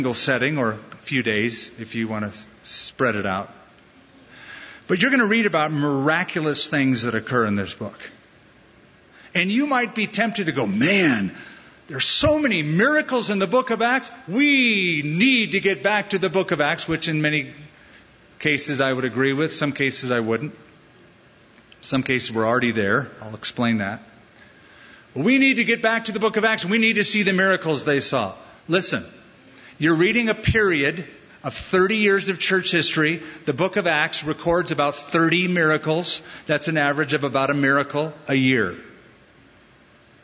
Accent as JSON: {"language": "English", "region": "Southern California", "country": "United States", "tie": "born or raised there", "moved": "as an adult", "lives_now": "Albuquerque, United States", "said": "Southern California is my Jerusalem. That's my hometown."}